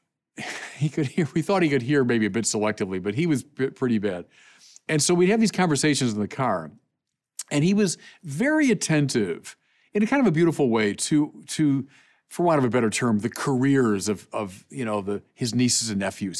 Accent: Chicago, Illinois, United States; going to, uh, Angel Guardian Orphanage, Chicagoans know what I'm talking about

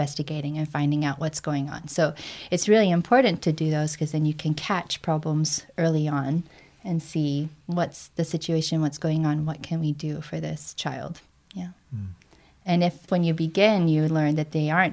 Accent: United States; now in Canada; I'm actually American.

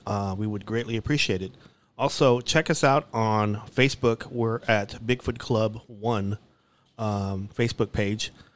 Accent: Dallas, Texas, United States; they let me enroll to Arcadia Park

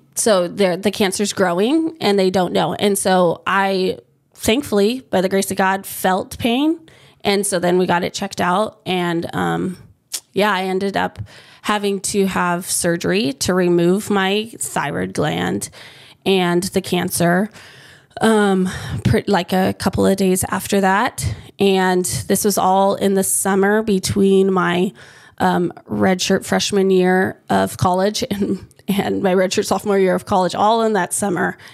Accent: United States; moved away as an adult; now in Hawaii, United States; where I grew up, um, like my high school, there was my family and one other family that was Filipino.

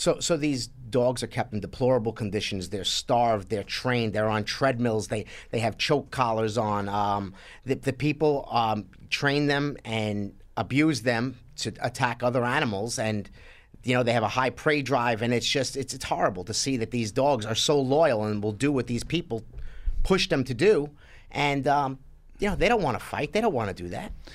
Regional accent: New York City, New York, United States; I grew up in Sheepshead Bay, Brooklyn

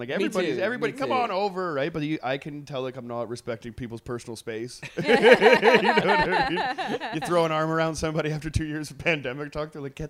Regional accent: Trail, British Columbia, Canada; moved away; I grew up in the like in the interior, and there was pictures coming back from like downtown in my hometown, and it's just an hour away from Nelson, actually. I'm from Trail.

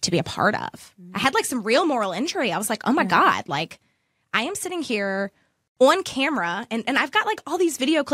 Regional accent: Amherst County, Virginia, United States; also born or lived in Lynchburg, Virginia; I was born in Amherst County

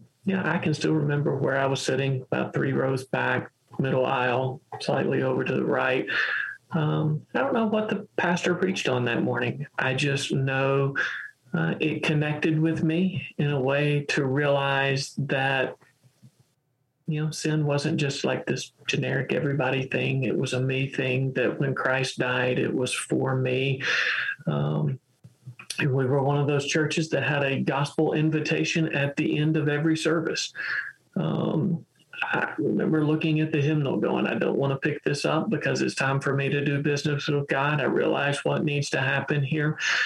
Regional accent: rural Western Kentucky, United States; I grew up in the Mississippi River bottoms of rural Western Kentucky.

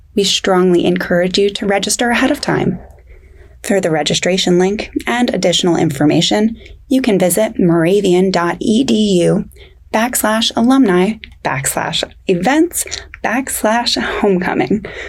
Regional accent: Stroudsburg, Pennsylvania, United States; I'm from Stroudsburg

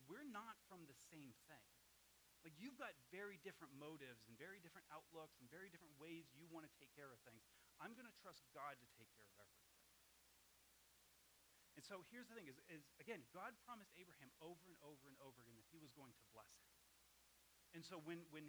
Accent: Massachusetts, United States; moved away as an adult; one of the reasons we moved from Massachusetts was I had recently been saved. And there's a whole group of people that I grew up

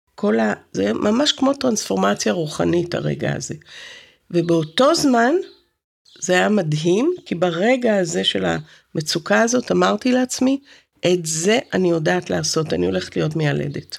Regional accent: Haifa, Haifa District, Israel; also born or lived in Santa Cruz, California; גדלתי בכרמל

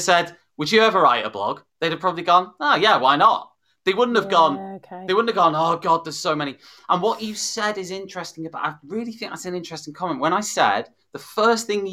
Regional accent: the Wirral, North West England, United Kingdom; I'm from the Northwest and from, you know, the Wirral

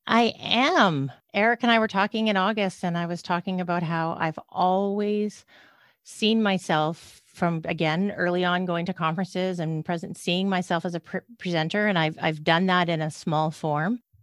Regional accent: Canada; also born or lived in British Columbia, Canada; I'm a Canadian

